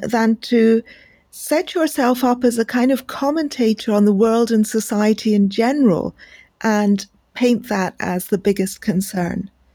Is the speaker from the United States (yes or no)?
no; India; as an Indian